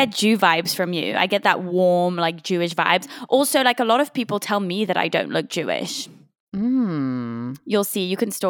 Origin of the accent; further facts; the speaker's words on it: Switzerland; now in United States; the UK, but the UK. I grew up in Switzerland.